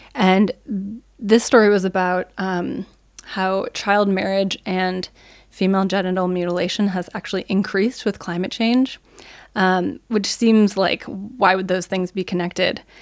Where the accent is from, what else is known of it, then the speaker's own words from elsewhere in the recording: United States; moved away as an adult; now in Germany; as an American